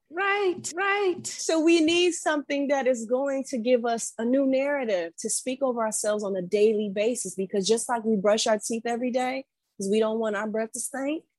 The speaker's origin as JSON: {"language": "English", "town": "Detroit", "region": "Michigan", "country": "United States", "also_born_or_lived": "East Coast", "moved": "as an adult", "said": "I'm from Metro Detroit"}